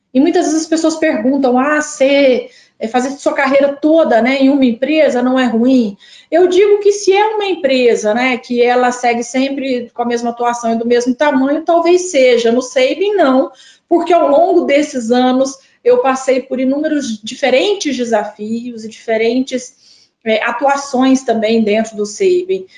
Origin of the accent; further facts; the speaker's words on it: southern Minas Gerais, Brazil; accent: mineiro; moved away as an adult; also born or lived in Ouro Preto, Brazil; now in Brasília, Brazil; Sou mineira, né? Vocês vão perceber logo pelo meu sotaque. Moro em Brasília há 22 anos, mas ainda não perdi a, o, o sotaque mineiro. E nasci no sul de Minas